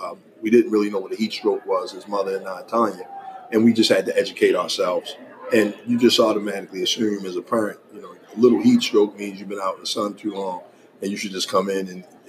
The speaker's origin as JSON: {"language": "English", "town": "Baltimore", "region": "Maryland", "country": "United States", "said": "I'm from Baltimore City. Only child. Grew up in the 80s"}